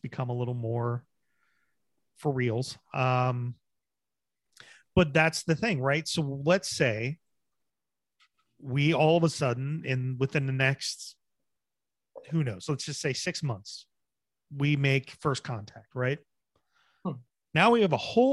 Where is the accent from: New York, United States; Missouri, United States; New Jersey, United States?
New Jersey, United States; moved away; also born or lived in Bedford; I'm originally from Jersey, but that's where I did live for a while